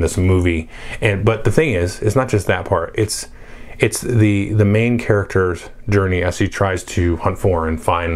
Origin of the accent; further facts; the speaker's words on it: United States; I grew up in America in the 80s